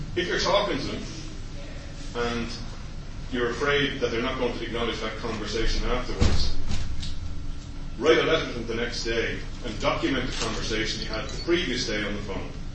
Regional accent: Dublin, Leinster, Ireland; moved away; I'm from Ballymun originally. I, my family were one of the first tenants in the flats in Ballymun

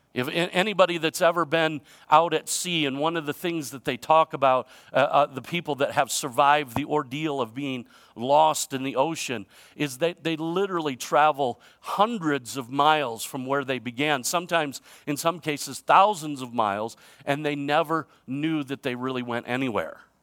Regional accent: United States; I'm proud to be an American

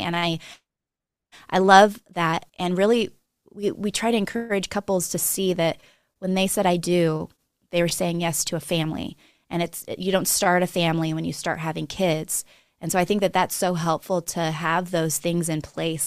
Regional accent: Monterey, California, United States; moved away as an adult; also born or lived in New Mexico; now in Montana, United States; I was, uh, born and raised in Monterey, California

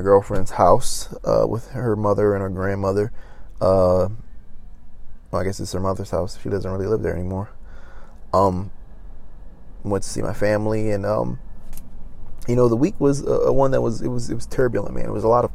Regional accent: Maryland, United States; now in Los Angeles, United States; I went back home to my home state of Maryland

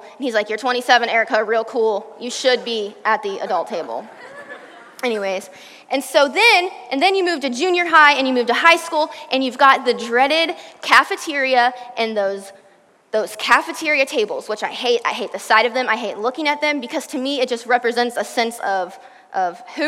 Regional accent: Virginia, United States; now in Texas, United States; I'm from Virginia.

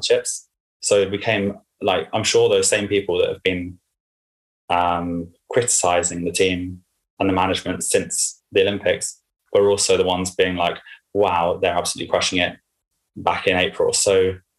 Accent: Henley-on-Thames, South East England, United Kingdom; It's my hometown or home area

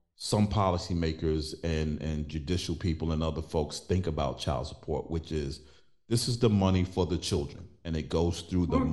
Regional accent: New York City, New York, United States; I was born and raised in Brooklyn

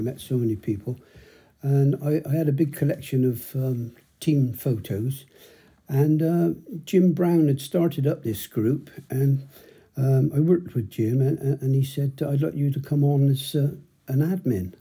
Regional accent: Bristol, South West England, United Kingdom; I grew up in High Ridge

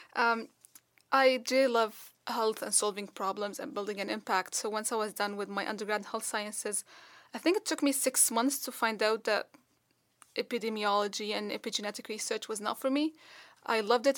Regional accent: Dubai, United Arab Emirates; moved away; I grew up in Dubai

